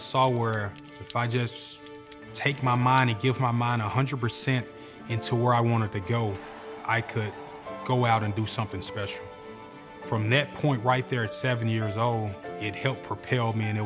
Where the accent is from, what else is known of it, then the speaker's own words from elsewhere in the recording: Memphis, Tennessee, United States; I grew up in Hurt Village